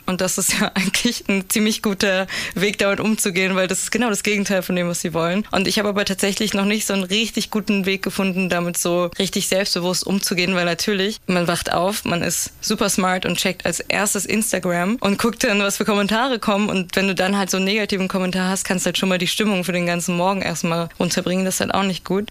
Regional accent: Berlin, Germany; Ich bin in Berlin geboren und aufgewachsen

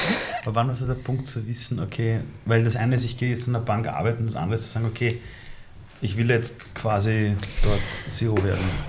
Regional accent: Austria; ich bin in Österreich aufgewachsen. Also ich bin seit über 30 Jahren hier.

